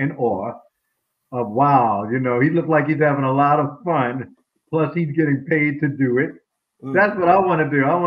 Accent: New York, United States; growing up in New York school

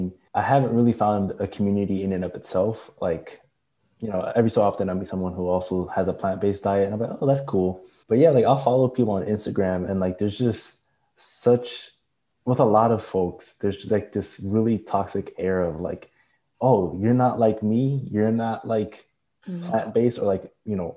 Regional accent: Jamaica; I'm Jamaican

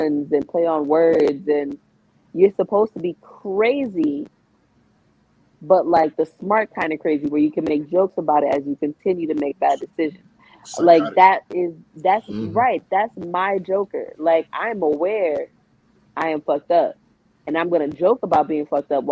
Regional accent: New York, United States; I'm from New York.

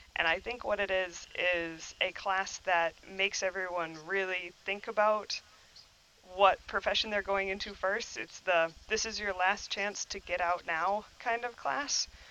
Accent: New Glarus, Wisconsin, United States; I was raised here in Wisconsin in New Glarus

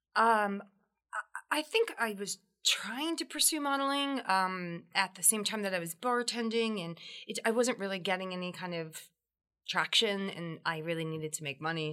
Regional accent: New Jersey, United States; now in New York, United States; I, am a Jersey girl

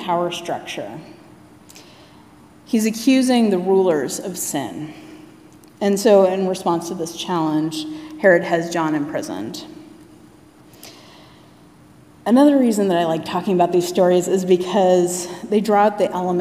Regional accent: Anchorage, Alaska, United States; I was born and raised in Anchorage, Alaska

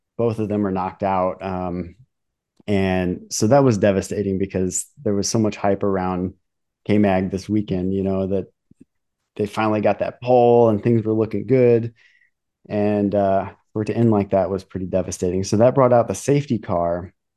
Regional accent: United States; I'm American

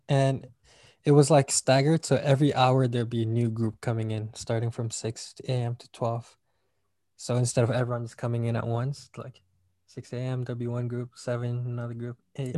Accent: Malaysia; now in United States; I'm from Malaysia

